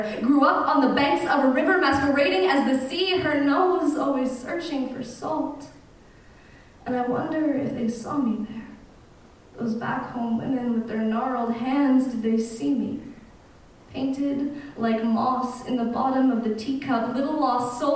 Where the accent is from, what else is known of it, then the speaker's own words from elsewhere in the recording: Canada; we've been living in Canada since like 1790 or something